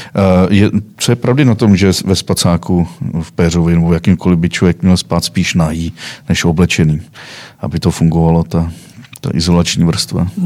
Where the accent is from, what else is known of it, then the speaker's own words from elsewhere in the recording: Czechia; jsem Čech